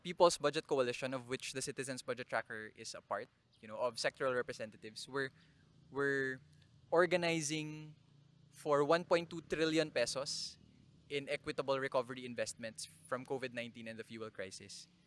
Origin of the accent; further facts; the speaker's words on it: Naga, Philippines; my hometown, Naga